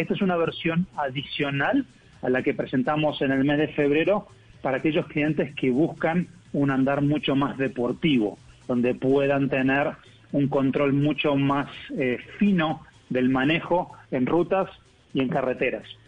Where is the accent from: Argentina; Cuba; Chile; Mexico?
Argentina; accent: Argentine; moved away as an adult; now in Colombia; Yo soy argentino, pero estoy aquí en ah, Colombia hace casi tres años.